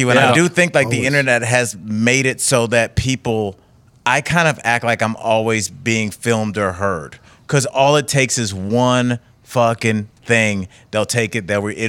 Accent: Cleveland, Ohio, United States; I mean, I'm born and raised in Cleveland.

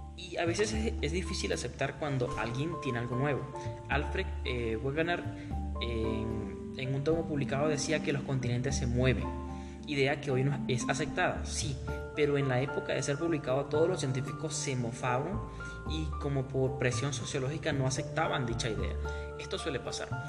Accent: Maturín, Monagas, Venezuela; now in Píllaro, Ecuador; yo soy de Venezuela, estoy yo soy de un lugar caliente del oriente del país. Es un lugar muy muy caliente donde un día normal te hace 36 grados, casi 40 grados. Ese es un día normal en nuestra, eh, nuestra amada Maturín

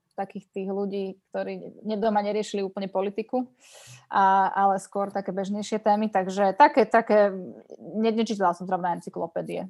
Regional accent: Bratislava, Bratislava Region, Slovakia; Ja som vyrastala v Lamači

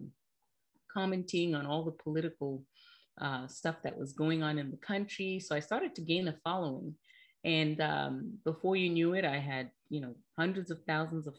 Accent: Zimbabwe; moved away as an adult; now in United States; I was born and raised in Zimbabwe, and I came to the United States at the age of 19

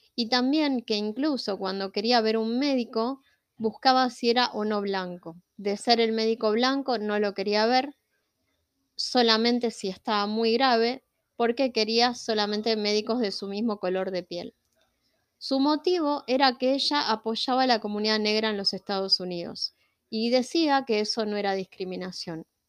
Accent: Argentina; yo soy latina, vivo en Argentina y soy latina

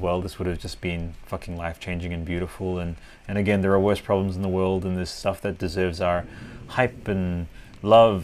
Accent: Italy; I grew up with this in Italy.

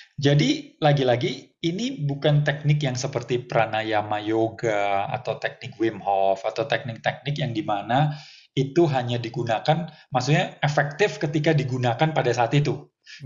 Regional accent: Surabaya, East Java, Indonesia; moved away; also born or lived in Jakarta / Bali; Di Surabaya lahirnya

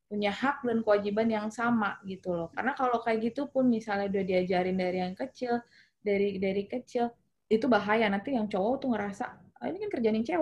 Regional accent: North Sumatra, Indonesia; kalau gue yang gue tahu karena gue orang Batak gitu ya

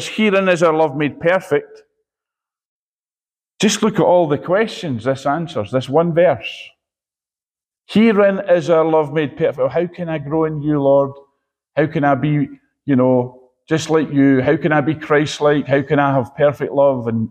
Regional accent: Edinburgh, Scotland, United Kingdom; I'm from Edinburgh, so I call them bairns

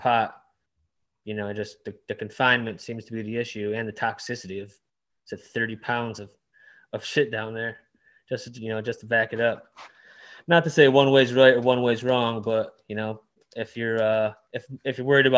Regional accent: Downriver, Detroit area, Michigan, United States; also born or lived in Dearborn, Michigan; Grew up downriver. It's like 10 minutes south of Detroit.

